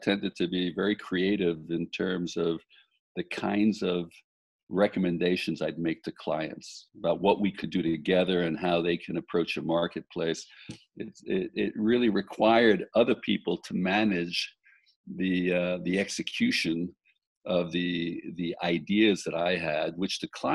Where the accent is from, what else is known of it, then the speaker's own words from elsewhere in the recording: New York City, New York, United States; moved away; also born or lived in Italy; I grew up in Brooklyn, New York